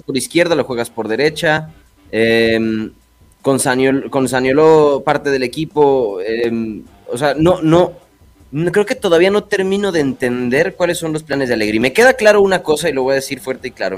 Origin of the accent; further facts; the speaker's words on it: Mexico; soy mexicano